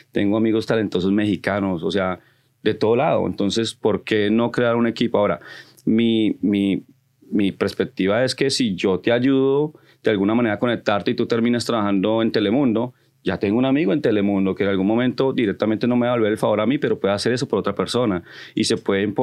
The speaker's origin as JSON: {"language": "Spanish", "country": "Colombia", "said": "porque yo soy colombiano, me voy a crear un grupo de colombianos donde nos apoyemos los colombianos"}